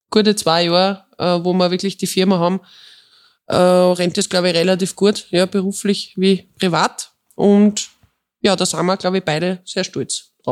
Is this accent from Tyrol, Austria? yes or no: yes; Tyrol, Austria; born there; bin äh, eine gebürtige Tirolerin